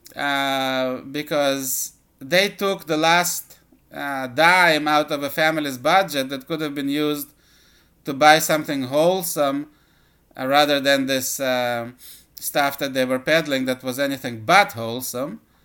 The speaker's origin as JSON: {"language": "English", "country": "Israel", "tie": "born or raised there", "also_born_or_lived": "Soviet Union", "moved": "as an adult", "lives_now": "United States", "said": "I uh, was born in the Soviet Union and lived, uh, at least the first half of my life in Israel"}